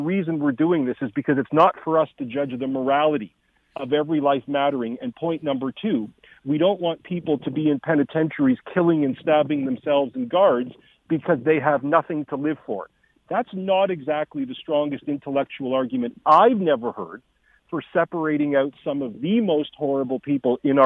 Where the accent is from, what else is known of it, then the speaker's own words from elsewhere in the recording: Canada; our moral values as Canadians